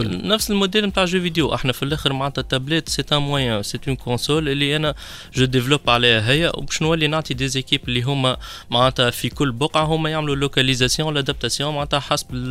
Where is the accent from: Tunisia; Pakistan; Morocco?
Tunisia; انت تجي كتونسي